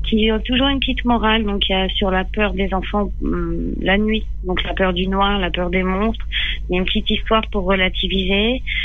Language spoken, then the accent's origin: French; Les Mureaux, Île-de-France, France; moved away as an adult; j'ai grandi en Ile-de-France